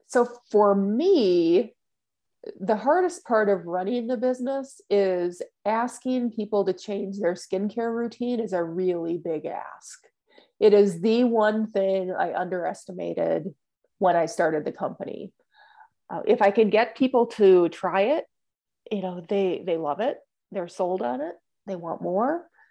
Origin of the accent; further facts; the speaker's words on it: Minnesota, United States; also born or lived in Florida / Texas; now in Indiana, United States; I'm originally from Minnesota